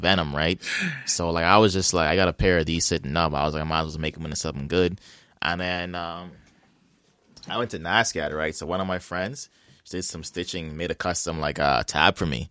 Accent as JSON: {"language": "English", "country": "Bahamas", "tie": "born or raised there", "moved": "yes", "lives_now": "Halifax, Canada", "said": "I played against him through basketball growing up in the Bahamas."}